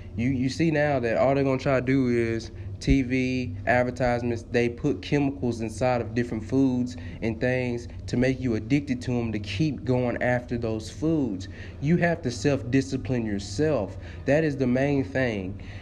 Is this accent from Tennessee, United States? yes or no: yes; Tennessee, United States; I am from Tennessee.